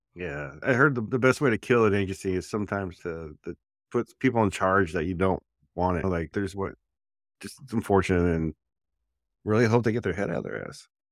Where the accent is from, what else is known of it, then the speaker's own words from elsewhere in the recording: New Jersey, United States; when I was growing up in Jersey, dude, we had a lake